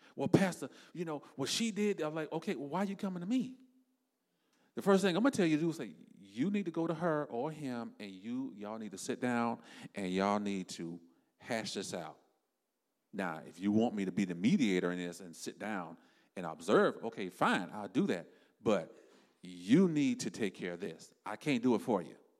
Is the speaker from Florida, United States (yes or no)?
yes; South Florida, United States; me and my wife, we are from South Florida.